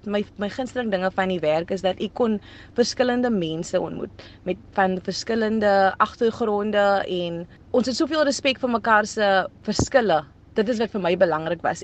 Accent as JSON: {"language": "Afrikaans", "town": "Cape Town", "region": "Western Cape", "country": "South Africa", "tie": "born or raised there", "first_language": "Afrikaans", "said": "ek's van Ravensmead en om in Ravensmead op te groei"}